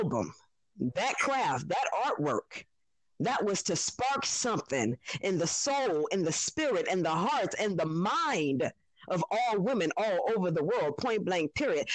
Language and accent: English; New Orleans, Louisiana, United States; I'm from New Orleans, Louisiana